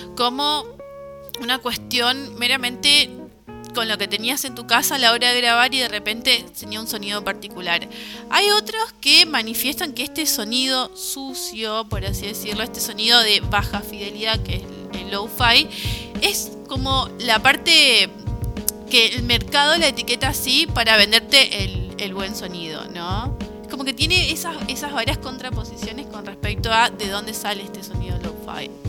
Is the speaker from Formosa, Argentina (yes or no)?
yes; Formosa, Argentina; now in Córdoba, Argentina; somos de Formosa